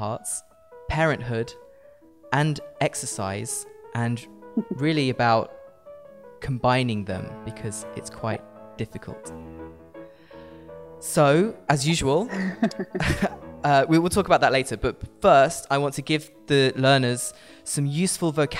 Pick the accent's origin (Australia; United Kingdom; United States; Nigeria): United Kingdom; England; I was born in England.